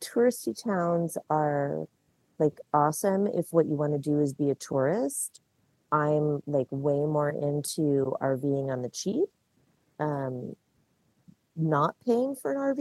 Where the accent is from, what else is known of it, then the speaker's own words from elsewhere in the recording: California, United States; moved away as an adult; also born or lived in Washington; So I lived in Washington for 25 years. I grew up in California.